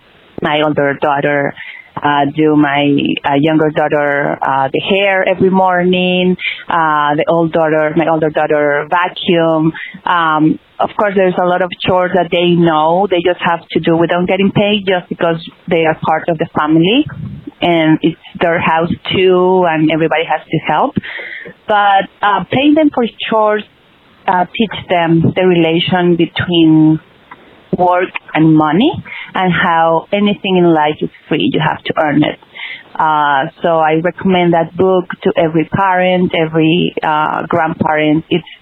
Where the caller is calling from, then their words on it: Brooklyn, New York, United States; from Brooklyn.